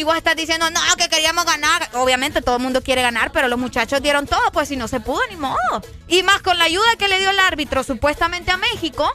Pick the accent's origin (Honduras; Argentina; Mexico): Honduras; aquí nosotros aquí nacimos, por lo tanto somos hondureños